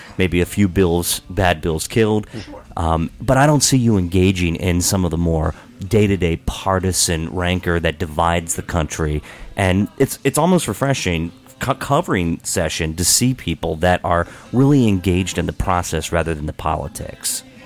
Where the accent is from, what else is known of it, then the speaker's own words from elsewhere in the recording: Hagerstown, Maryland, United States; I'm like a, a fourth or fifth generation Hagerstonian